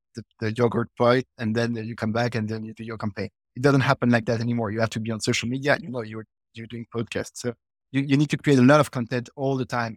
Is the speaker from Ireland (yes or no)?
no; Belgium; also born or lived in United States